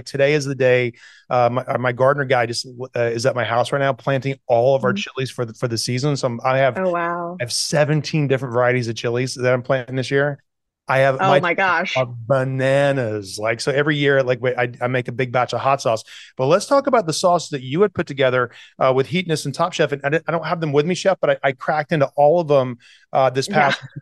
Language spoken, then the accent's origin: English; the South, United States; moved away; I grew up in the South